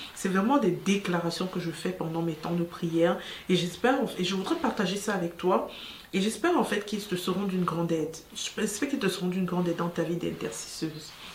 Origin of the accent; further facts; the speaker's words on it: Cameroon; chez nous au Cameroun